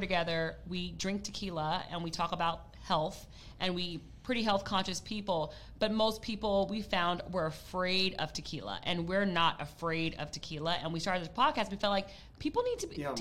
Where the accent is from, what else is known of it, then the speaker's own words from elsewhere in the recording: United States; I am American